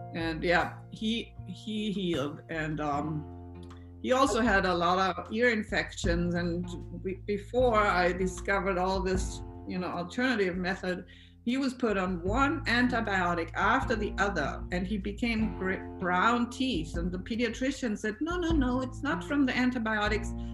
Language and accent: English; Austria; English is a second language; I am from Austria. So please excuse my accent